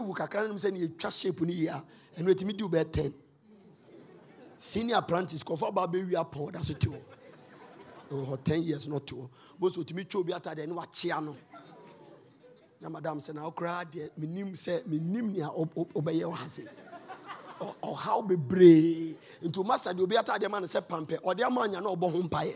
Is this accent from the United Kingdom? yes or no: no; Ghana; I said, "Ghana."